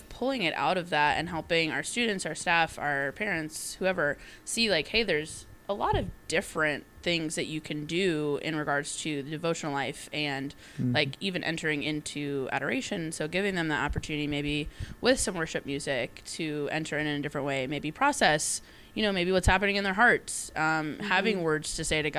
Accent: Tampa, Florida, United States; moved away; I grew up in Tampa, Florida.

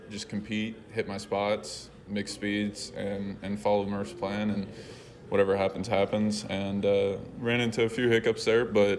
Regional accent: Houston, Texas, United States; I'm from Houston, so born and raised there

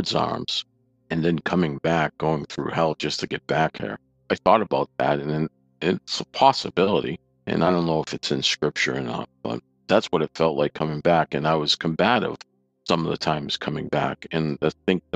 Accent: Saugus, Massachusetts, United States; now in Sterling, United States; I grew up in Saugus, Massachusetts, north of Boston

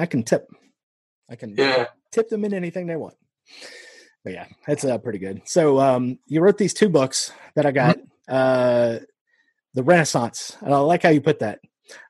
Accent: Nebraska, United States; born there; also born or lived in Iowa; You know, I was born in Nebraska. We lived in Iowa for a little bit.

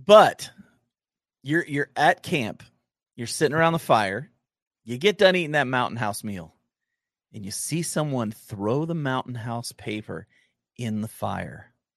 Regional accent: Southern Ohio, United States; I grew up in Southern Ohio

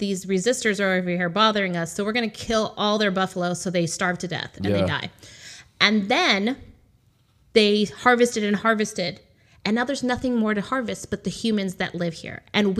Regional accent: United States; So I'm Native American. I don't know if you ever knew that.

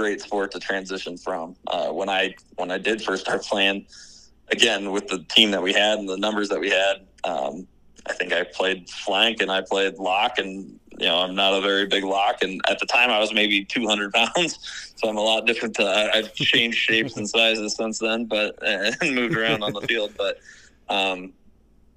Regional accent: Gilbertville, Iowa, United States; I grew up in Garrettville, so I wrestled at Don Bosco, went to Iowa State

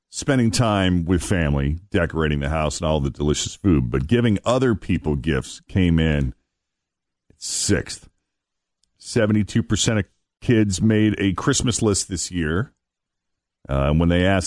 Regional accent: Northeast, United States; I grew up in the Northeast, in a Northeastern coastal city, where there's quite a bit of diversity

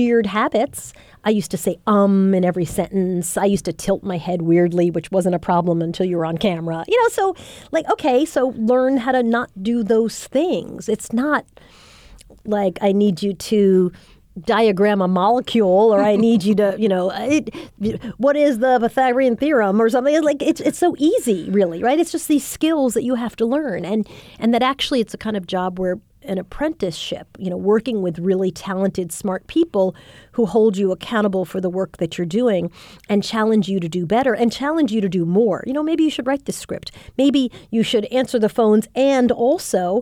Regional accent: Long Island, New York, United States; a teenager growing up in Long Island

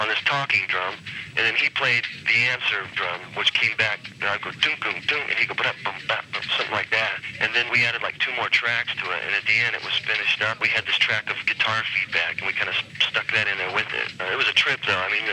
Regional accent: Lafayette, Indiana, United States; moved away; it's where I grew up in Lafayette.

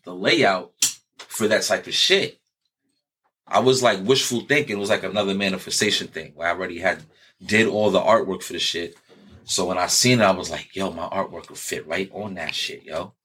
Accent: New York City, New York, United States; I'm from New York. I'm from New York City where every everybody's out for themselves

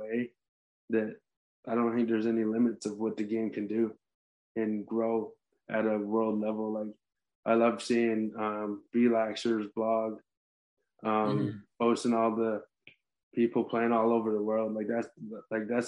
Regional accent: Six Nations Reserve, Ontario, Canada; I'm a Native American, I'm Mohawk, I'm from Six Nations Reserve in Ontario

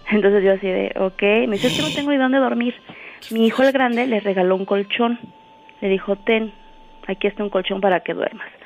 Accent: Guerrero, Mexico; Eh, del estado de Guerrero.

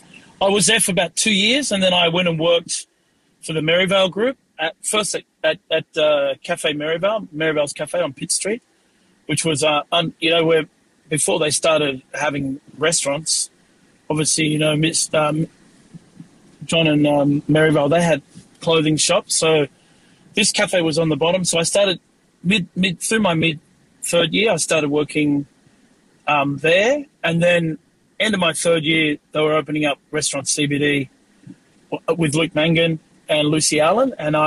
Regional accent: Australia; I got to play with some really great growing up in Australia.

